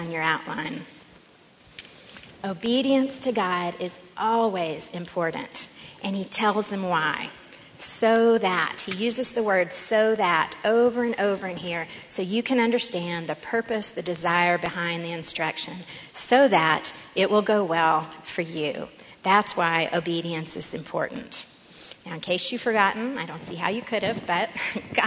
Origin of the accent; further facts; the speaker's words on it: Austin, Texas, United States; I grew up in Austin.